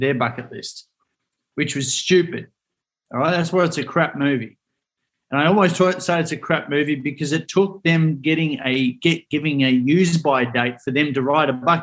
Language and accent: English; Melbourne, Victoria, Australia; I'm from Melbourne